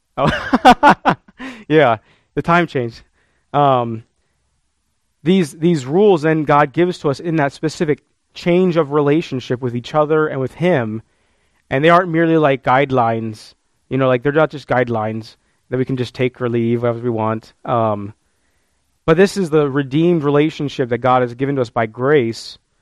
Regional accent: United States; as modern American Christians

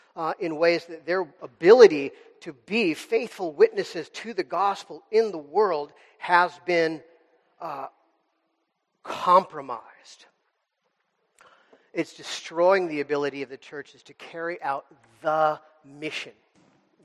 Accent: United States; as American Christians

